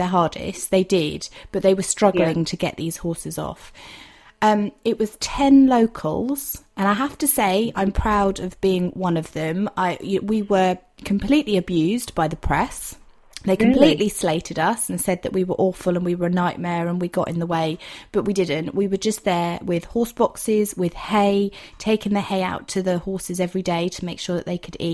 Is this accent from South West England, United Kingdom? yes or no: yes; Dorset, South West England, United Kingdom; I'm from Dorset